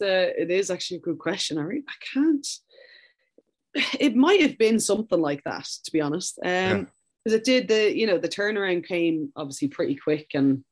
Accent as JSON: {"language": "English", "country": "Ireland", "also_born_or_lived": "Sweden", "moved": "as an adult"}